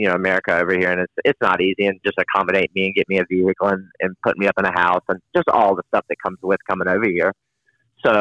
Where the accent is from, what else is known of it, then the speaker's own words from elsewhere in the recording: North Carolina, United States; North Carolina